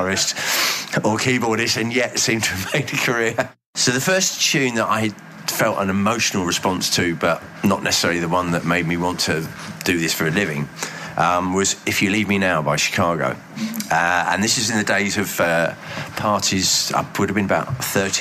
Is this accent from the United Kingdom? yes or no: yes; Reigate, South East England, United Kingdom; moved away as an adult; also born or lived in Bromley / Hull; I was actually born in Bromley, which puts me in with David Bowie and Susie Sue. But I grew up in Reigate, which is in Surrey, a suburban commuter.